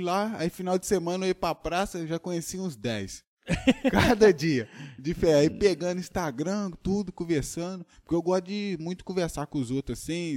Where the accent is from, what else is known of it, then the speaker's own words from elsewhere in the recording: Brazil; E eu moro em Tocantins mesmo, sou de Tocantins